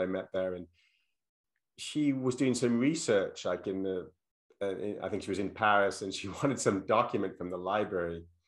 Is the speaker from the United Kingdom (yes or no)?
yes; England, United Kingdom; also born or lived in London; now in United States; when I grew up in England, I lived mainly in the countryside